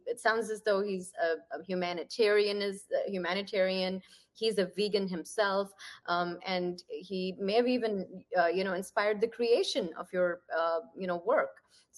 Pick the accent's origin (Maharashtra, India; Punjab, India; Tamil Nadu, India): Punjab, India; Ludhiana; moved away; so I'm from Ludhiana